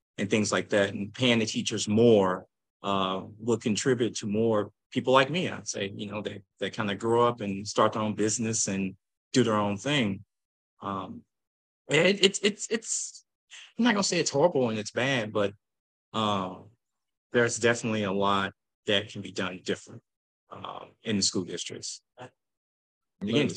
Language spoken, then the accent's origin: English; St. Louis, Missouri, United States; also born or lived in Normandy, Missouri; Originally from Normandy, Missouri, grew up in the county, then moved to North St. Louis, then went to school in the city